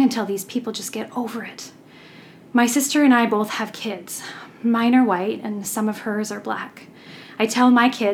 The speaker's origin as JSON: {"language": "English", "area": "about an hour outside of Vancouver", "region": "British Columbia", "country": "Canada", "said": "I'm from this area, about an hour outside of Vancouver"}